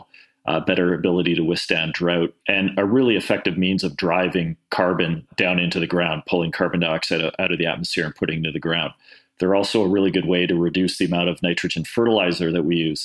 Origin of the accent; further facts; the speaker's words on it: Toronto, Ontario, Canada; I was born in Toronto. I grew up in suburban Toronto